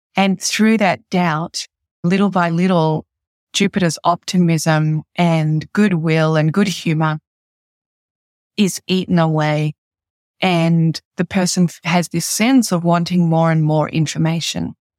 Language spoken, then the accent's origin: English; Australia; as an Australian